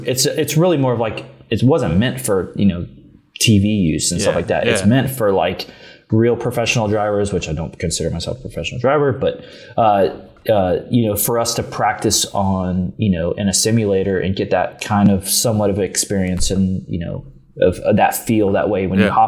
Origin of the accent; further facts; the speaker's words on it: Tallahassee, Florida, United States; also born or lived in Gainesville; I was born, well, not born, but, you know, it's pretty much, you know, 2 years old and up, you know, from Tallahassee. And well, I guess until my early 20s